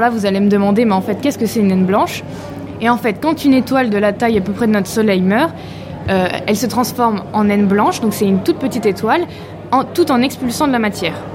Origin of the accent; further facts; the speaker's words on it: Normandy, France; now in Brittany, France; je suis normande.